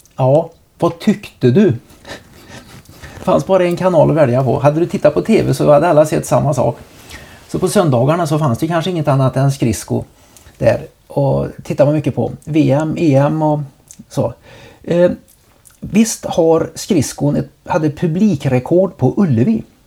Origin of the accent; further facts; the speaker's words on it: Trollhättan, Västra Götaland, Sweden; hemma i Trollhättan